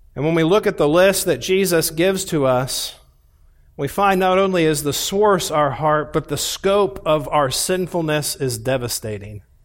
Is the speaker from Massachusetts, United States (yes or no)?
no; Indianapolis, Indiana, United States; also born or lived in Columbus, Ohio; we moved from Columbus, Ohio, to the west side of Indianapolis and bought a house on twenty-five acres